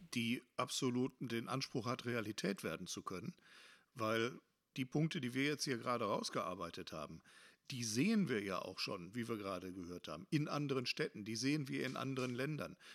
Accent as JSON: {"language": "German", "town": "Hattingen", "region": "North Rhine-Westphalia", "country": "Germany", "said": "hier bei uns in Hattingen"}